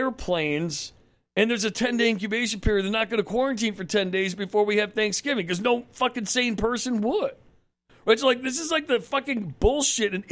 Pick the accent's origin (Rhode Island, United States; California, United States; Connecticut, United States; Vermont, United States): Connecticut, United States; I grew up in Connecticut, outside New York